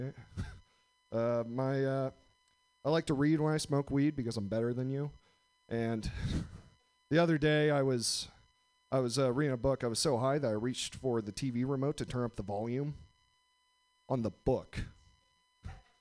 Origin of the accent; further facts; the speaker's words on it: Indiana, United States; I am from Indiana. Just moved back here